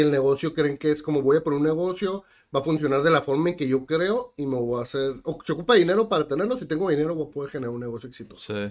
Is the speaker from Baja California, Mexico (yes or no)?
yes; Tijuana, Baja California, Mexico; Soy de Tijuana, ya he visitado otros lugares, pero prácticamente toda mi vida, si no es que toda mi vida estoy aquí en Tijuana.